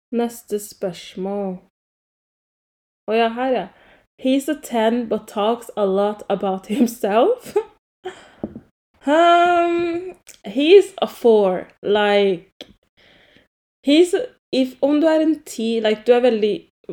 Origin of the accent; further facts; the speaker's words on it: Oslo, Norway; also born or lived in Grünerløkka, Oslo; jeg er fra Romsås. Um, jeg bodde først på Grünerløkka i sånn to år, og så flyttet jeg til Romsås. Så jeg ser på meg selv som en Romsås-jente